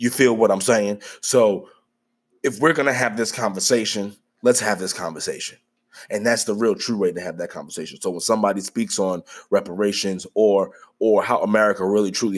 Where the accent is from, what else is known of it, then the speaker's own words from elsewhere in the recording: United States; I am Black. I am American.